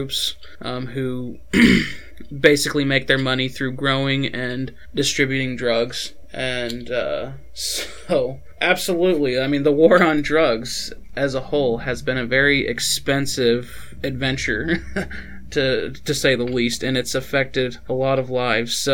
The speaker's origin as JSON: {"language": "English", "town": "Albuquerque", "region": "New Mexico", "country": "United States", "tie": "born or raised there", "said": "I was born in Albuquerque, New Mexico."}